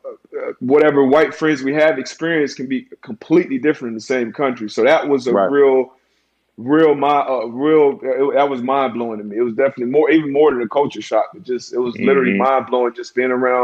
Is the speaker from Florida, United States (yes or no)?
yes; South Florida, United States; I'm from South Florida. It's kind of a melting pot down here.